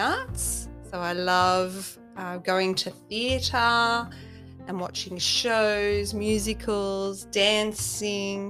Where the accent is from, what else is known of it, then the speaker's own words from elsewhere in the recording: Sydney, New South Wales, Australia; I was born in Mona Vale in Sydney